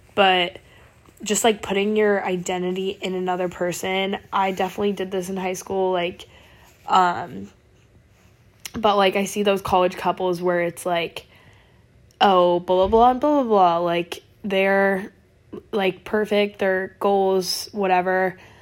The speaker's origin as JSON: {"language": "English", "region": "Oregon", "country": "United States", "moved": "as an adult", "said": "I'm from Oregon"}